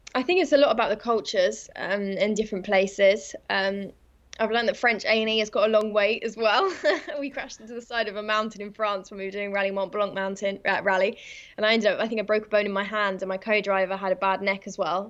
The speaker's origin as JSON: {"language": "English", "region": "England", "country": "United Kingdom", "also_born_or_lived": "Kent", "said": "I'm from England"}